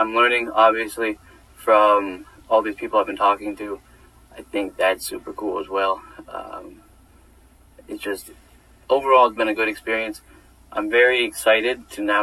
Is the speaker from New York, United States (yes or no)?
yes; New York, United States; living home at New York for the summer